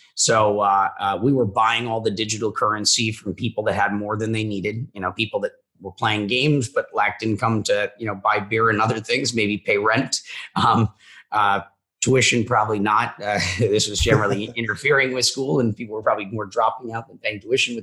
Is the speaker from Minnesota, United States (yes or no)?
yes; Minnesota, United States; I'm a kid from Minnesota